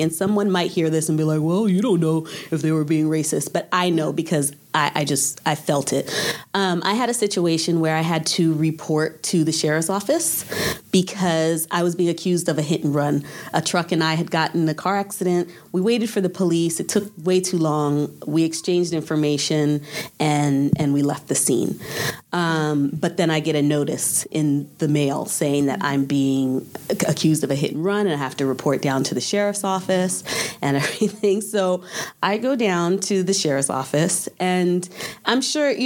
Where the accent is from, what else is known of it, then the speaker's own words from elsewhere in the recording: Irvine, California, United States; growing up in Irvine, California